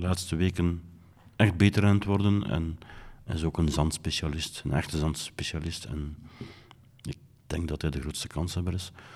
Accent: Belgium; Ik ben Belgen

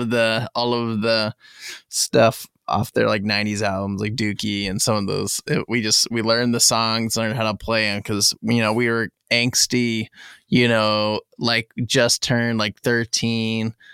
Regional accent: southern Indiana, United States; I grew up, you know, I spent most of my life in southern Indiana, pretty far south, like almost, almost Kentucky

